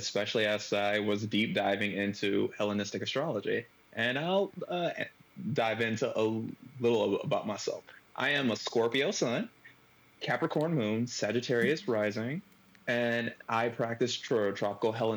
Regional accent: Detroit, Michigan, United States; I am from Detroit.

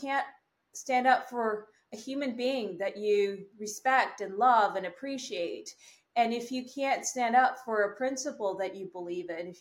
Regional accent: Canada; I am a Canadian

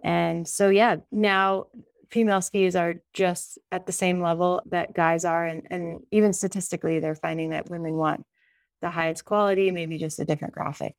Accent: Sun Valley, Idaho, United States; now in Jackson Hole, United States; I grew up in Sun Valley, Idaho

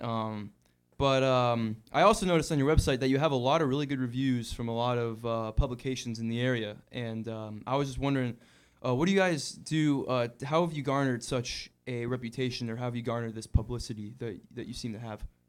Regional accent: Hingham, Massachusetts, United States; I'm from South Shore, Massachusetts myself

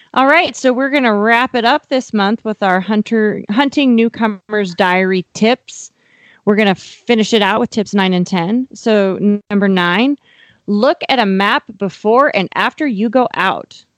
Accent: Miles City, Montana, United States; now in Texas, United States; Miles City, Montana, my hometown

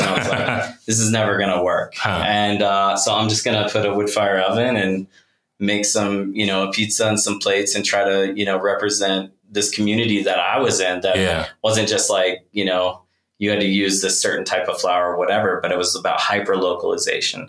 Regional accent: Oklahoma, United States; moved away as an adult; I grew up in Oklahoma and that's like, you know, I left pretty much the day after high school

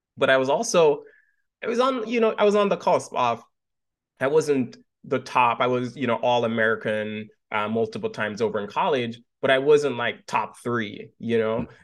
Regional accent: Montego Bay, Jamaica; moved away as an adult; now in United States; I was born and raised right out of Montego Bay

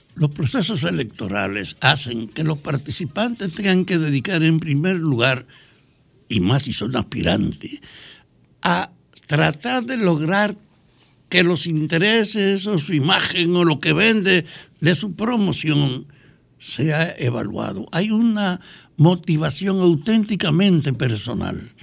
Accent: Dominican Republic

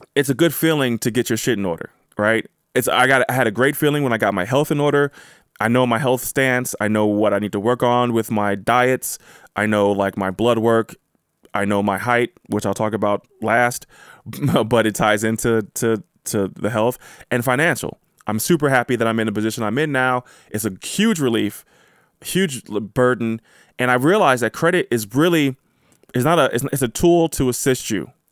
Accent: United States; I am from America. I was born in America.

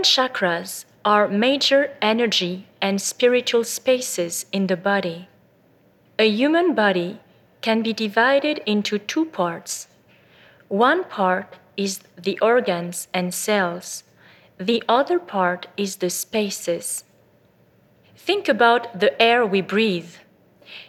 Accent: France; also born or lived in Bordeaux; I was born in France to a family of doctors

